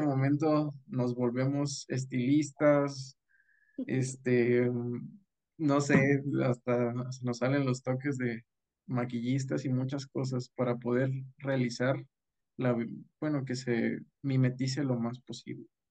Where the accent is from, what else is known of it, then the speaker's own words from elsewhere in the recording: Rioverde, San Luis Potosí, Mexico; moved away as an adult; also born or lived in Mexico City; soy del municipio de Río Verde, San Luis Potosí